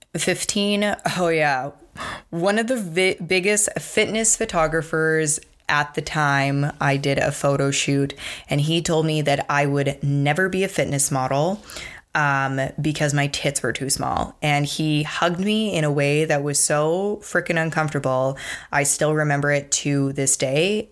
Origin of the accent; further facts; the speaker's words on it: Provost, Alberta, Canada; I grew up in Provost, Alberta